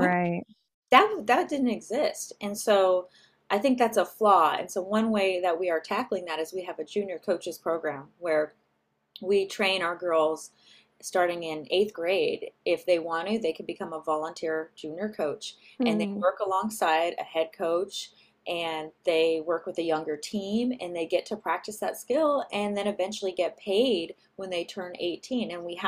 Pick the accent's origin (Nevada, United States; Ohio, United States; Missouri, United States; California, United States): California, United States; Yeah, so I'm from the Bay Area, so I'm